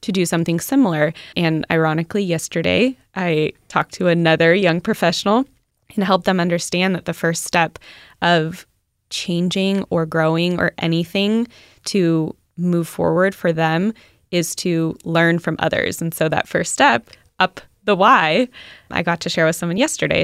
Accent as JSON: {"language": "English", "region": "Southern California", "country": "United States", "tie": "born or raised there", "lives_now": "Carlsbad, United States", "said": "I grew up in SoCal"}